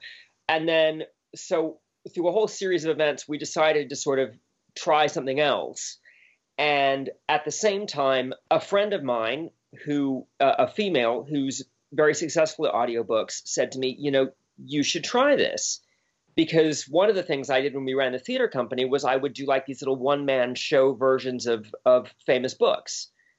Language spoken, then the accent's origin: English; Bermuda; I grew up in Bermuda, of all places, which is a British colony.